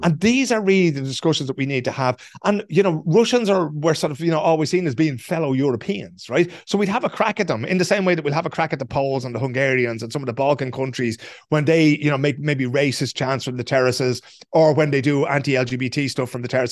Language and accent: English; Ireland; we know as Irish people